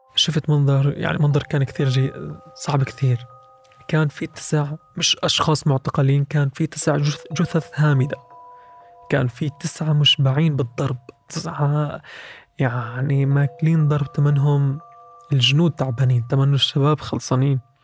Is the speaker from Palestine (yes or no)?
yes; Bethlehem, West Bank, Palestine; من بيت لحم